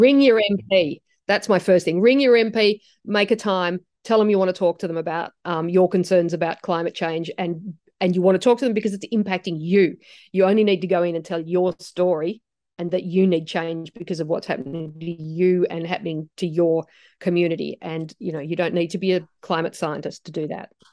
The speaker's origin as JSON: {"language": "English", "country": "Australia", "tie": "born or raised there", "said": "I've grown up in Australia. This is my home country"}